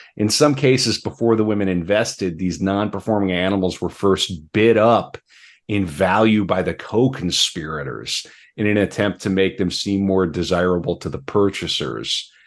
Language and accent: English; North Dakota, United States; now in Minnesota, United States; I'm from North Dakota, so I'm from the country